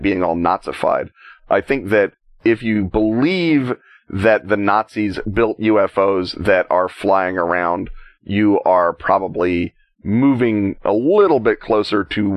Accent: United States; as an American

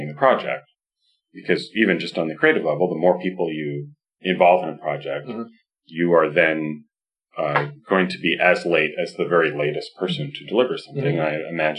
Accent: Canada; I'm Canadian

